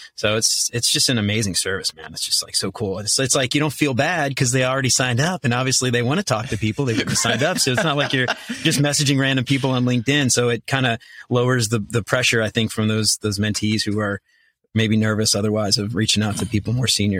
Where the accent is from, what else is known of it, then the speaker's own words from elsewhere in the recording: New Orleans, Louisiana, United States; moved away as an adult; also born or lived in Northern Kentucky; now in Kentucky, United States; I'm originally from New Orleans. I moved up to the Cincinnati area in twenty twenty-ish.